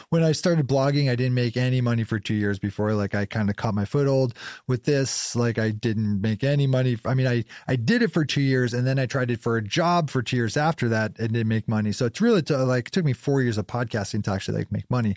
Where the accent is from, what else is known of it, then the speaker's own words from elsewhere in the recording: North Conway, New Hampshire, United States; moved away as an adult; also born or lived in Brownfield, Maine / Fryeburg, Maine / North Carolina / Boulder, Colorado; now in Portland, United States; so I grew up in North Conway, uh, mostly North Conway, 'cause of, by the, like, seventh grade on, like, junior high school on, I was in North Conway. So, you know, mostly in New Hampshire